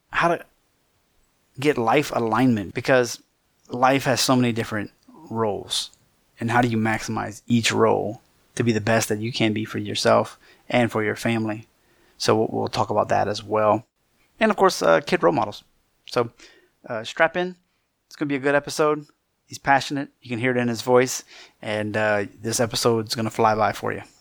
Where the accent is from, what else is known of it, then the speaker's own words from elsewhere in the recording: Louisiana, United States; accent: Cajun; And I'm Cajun, so sometimes people are like, "Hey, you should have a really, really horrible accent."